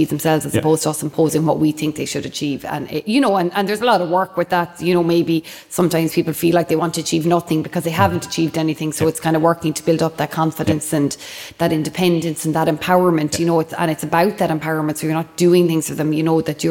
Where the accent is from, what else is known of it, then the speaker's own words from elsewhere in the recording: Limerick, Munster, Ireland; I'm from Limerick, yeah, from Corbally, just out the road